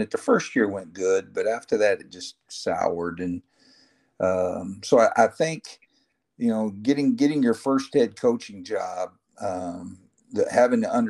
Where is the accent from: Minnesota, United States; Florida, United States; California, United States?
Florida, United States; born there; also born or lived in Dallas; I was born in Florida and down the Everglades